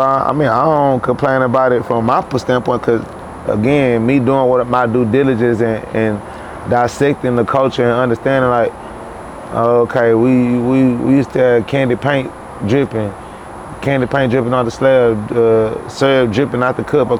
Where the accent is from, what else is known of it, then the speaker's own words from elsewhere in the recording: Chicago, Illinois, United States; also born or lived in Houston, United States; I'm from Chicago too. I was born in Chicago. I was born in Houston, but I was like raised back and forth in Chicago.